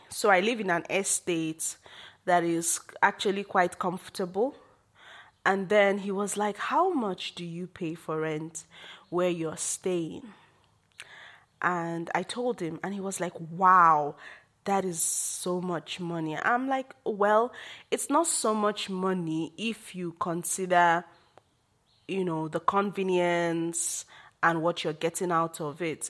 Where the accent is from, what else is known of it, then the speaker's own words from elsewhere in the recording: Nigeria; as a Nigerian woman